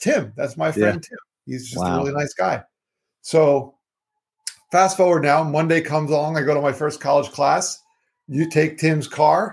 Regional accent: Florida, United States; I'm from Florida. I live in Florida.

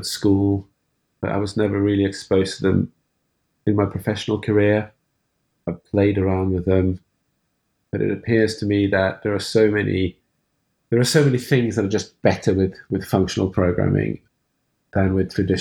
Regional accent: Norway; moved away; also born or lived in France; I'm from Norway originally.

